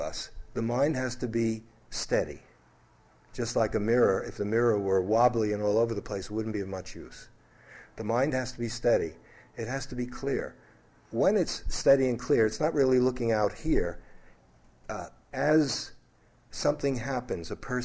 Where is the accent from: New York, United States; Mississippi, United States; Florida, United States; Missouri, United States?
New York, United States; New York City; growing up in New York City, very athletic, loved sports, play soldier, cowboys and Indians, fighting, all those things. In Brooklyn, it was just natural.